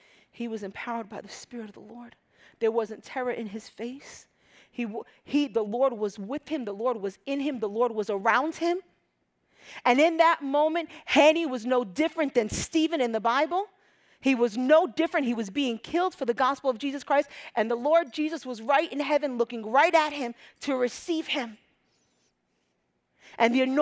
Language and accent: English; Egypt; moved away; I'm from Egypt